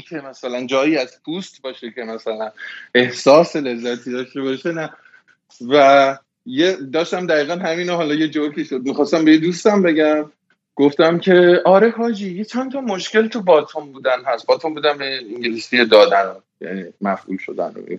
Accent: Tehran, Tehran Province, Iran; moved away as an adult; now in United States; توی تهران بزرگ شدم و رفتم حالا به قول شما شریف و بعدش دیگه 23 سالگی اومدم آمریکا

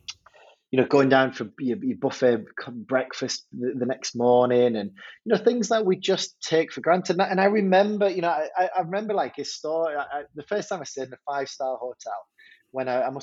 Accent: Hartlepool, North East England, United Kingdom; accent: northern; also born or lived in Durham; my time growing up in Hartlepool

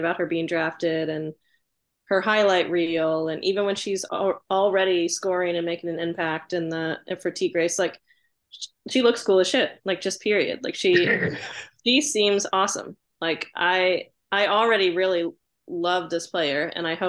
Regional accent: Indiana, United States; moved away as an adult; now in Kentucky, United States; I grew up in Indiana. I didn't move to Kentucky until college.

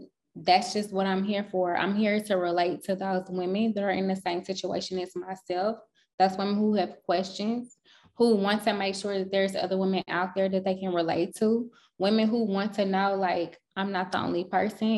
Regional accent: St. Louis, Missouri, United States; now in Atlanta, United States; I am from St. Louis, Missouri.

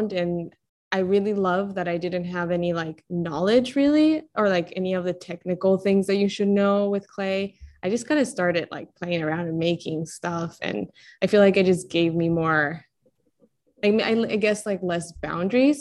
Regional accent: Colombia; moved away; I was born and raised in Colombia

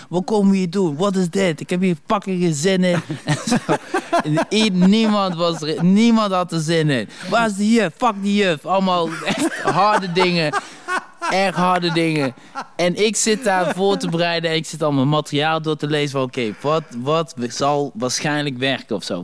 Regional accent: Dommelen, North Brabant, Netherlands; accent: Brabant; also born or lived in Congo; ik kom uit Dommelen, weet je wel. we waren een van de eerste zwarte families daar

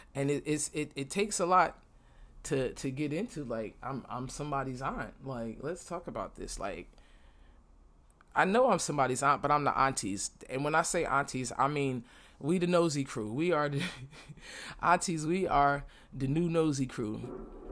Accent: New York City, New York, United States; now in Florida, United States; I'm from Brooklyn and I live in Florida right now

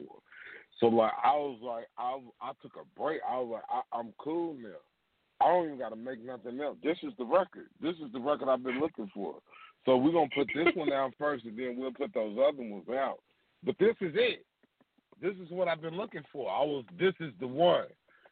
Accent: Louisville, Kentucky, United States; That happened in my hometown

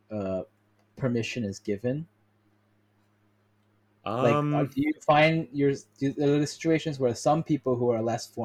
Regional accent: South Korea; as a Korean American, I grew up in Korea and like know both cultures

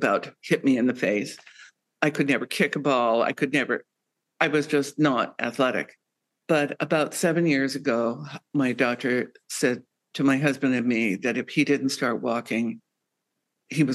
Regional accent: Bisbee, Arizona, United States; also born or lived in South Dakota; growing up in Bisbee, Arizona

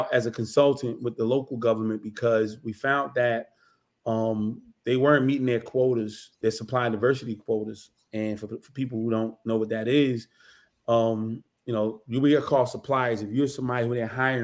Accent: Newark, New Jersey, United States; I'm born and raised in Newark, New Jersey

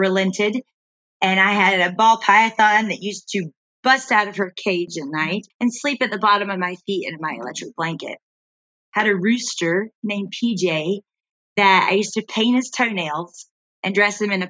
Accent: Greenville, South Carolina, United States; also born or lived in Hattiesburg, Mississippi; I was born in Hattiesburg, Mississippi, and my parents moved I was 9 months old, to Greenville, South Carolina, where I grew up

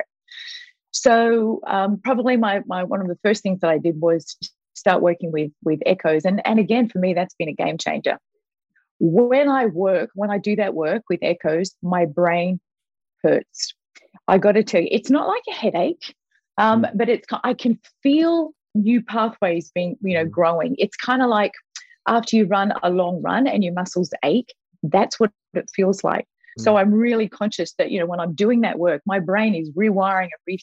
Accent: Australia; moved away as an adult; also born or lived in Vancouver; we, as an Australian, we moved to Vancouver for Jakey, our son

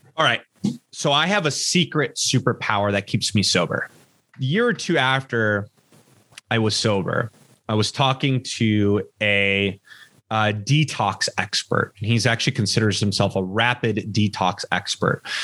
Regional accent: Los Angeles, California, United States; born or raised there

